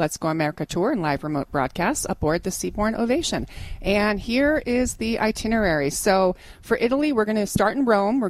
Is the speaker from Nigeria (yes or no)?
no; England, United Kingdom; I'm English